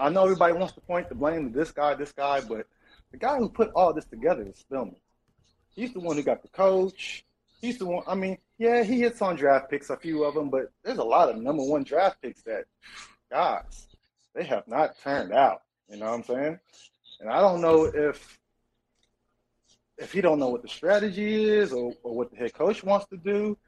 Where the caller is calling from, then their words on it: Louisville, Kentucky, United States; I'm in Louisville, Kentucky, man.